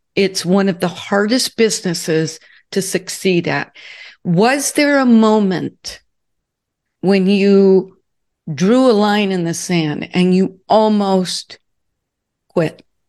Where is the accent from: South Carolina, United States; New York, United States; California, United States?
California, United States; Southern; moved away as an adult; also born or lived in Newport Beach, California / Connecticut; I grew up in Southern California, built my business in Newport Beach, California, and when I became a national training officer, I had to move to Connecticut.